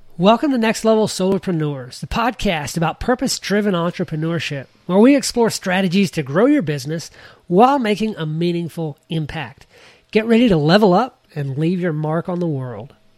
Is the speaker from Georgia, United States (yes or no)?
yes; Georgia, United States; moved away as an adult; I moved away from Georgia about seven years ago, and I'd lived there all but about two years of my life.